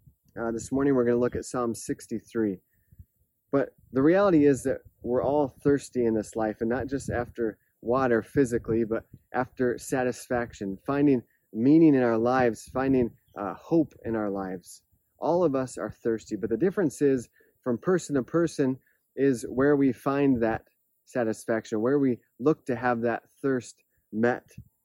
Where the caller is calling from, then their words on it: Palau; I'm joining you from Palau, a tiny island in the Pacific, as you can see behind me, with the beautiful scenery.